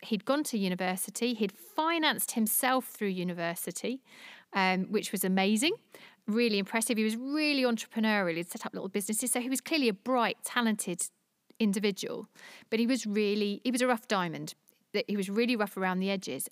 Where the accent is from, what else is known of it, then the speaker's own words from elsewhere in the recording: London, United Kingdom; moved away as an adult; now in Jersey; I'm a Londoner. Uh, I moved to Jersey six years ago.